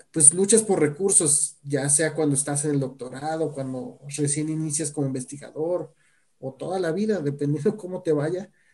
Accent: Guadalajara, Jalisco, Mexico; also born or lived in Mexico City; Yo, yo soy orgullosamente tapatío

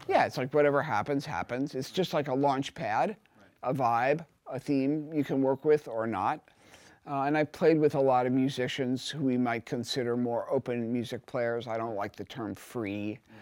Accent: Cincinnati, Ohio, United States; now in New York, United States; I come from Cincinnati.

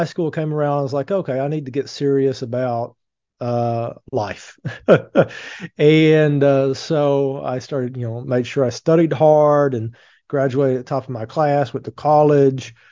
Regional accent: Appalachian Mountains, East Kentucky, United States; I grew up really poor in the Appalachian Mountains in East Kentucky

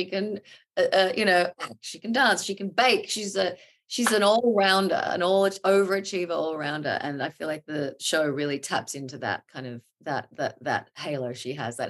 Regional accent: Australia; now in New York, United States; I consider myself an Aussie

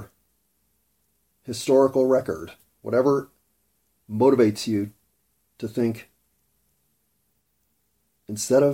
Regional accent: United States; born or raised there

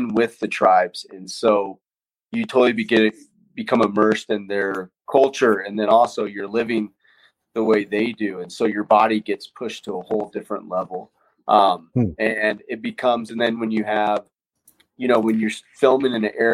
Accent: Colorado, United States; I grew up in Colorado

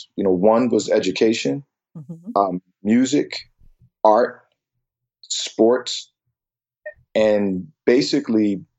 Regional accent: Philadelphia, Pennsylvania, United States; moved away as an adult; also born or lived in Asia; I actually was born in Pennsylvania, Philadelphia, Pennsylvania, to be specific. I had a very great childhood

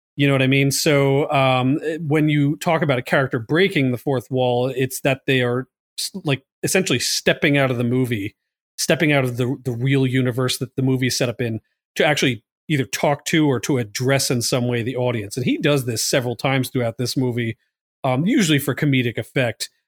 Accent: Long Island, New York, United States; I was from Long Island

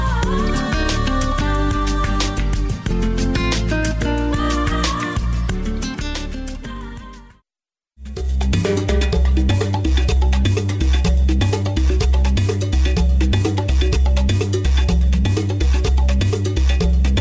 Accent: New York, United States; I'm from New York

